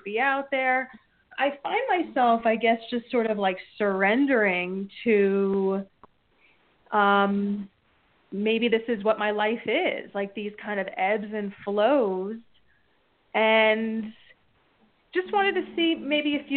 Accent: New Jersey, United States; I'm from New Jersey.

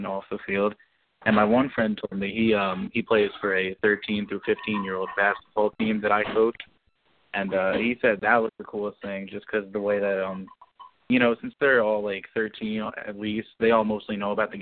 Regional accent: Saugerties, New York, United States; I'm from Saugerties, New York.

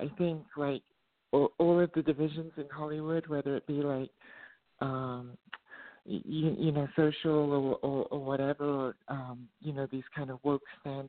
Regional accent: England, United Kingdom; also born or lived in Middle East; because I grew up in the Middle East and then I grew up in England as a teenager.

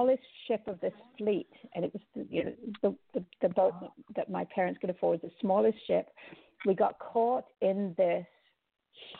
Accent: Jamaica; also born or lived in Cayman Islands; But growing up in the Caribbean, both in Jamaica and in Cayman, I've always loved the ocean.

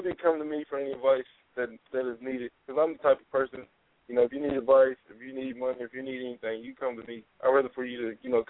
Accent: Charleston, West Virginia, United States; I'm from Charleston

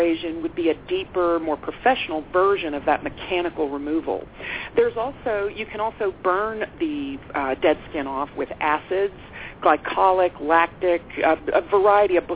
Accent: Texas, United States; I'm a Texan

